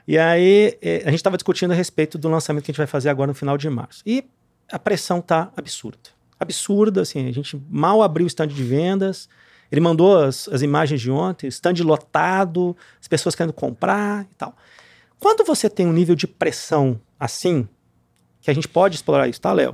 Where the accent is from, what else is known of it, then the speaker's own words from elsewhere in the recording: Cachoeira do Sul, Rio Grande do Sul, Brazil; also born or lived in Porto Alegre; now in Minas Gerais, Brazil; sou gaúcho. Nasci em Porto Alegre. É, me criei numa cidadezinha do interior chama Cachoeira do Sul.